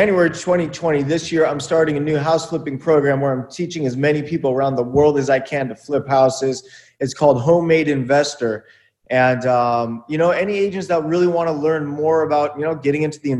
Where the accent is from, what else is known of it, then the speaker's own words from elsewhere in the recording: Buena Park, California, United States; I grew up in Buena Park, California in the 90s